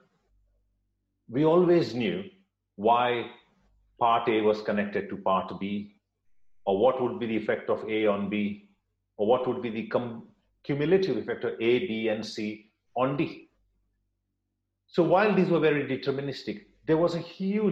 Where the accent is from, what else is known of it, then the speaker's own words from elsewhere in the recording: India; moved away as an adult; also born or lived in United States / York, United Kingdom; now in Durham, United Kingdom; I was born in India